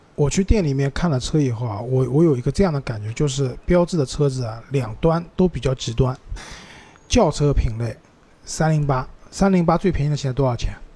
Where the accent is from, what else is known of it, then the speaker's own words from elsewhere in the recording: Shanghai, China; 用我们上海话念是一句骂人的话嘛